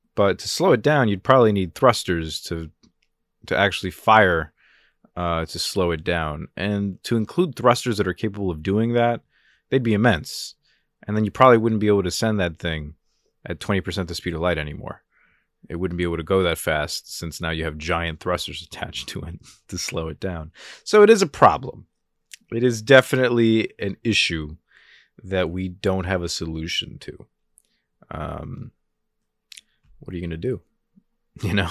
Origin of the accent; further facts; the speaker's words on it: New Jersey, United States; I'm from Jersey.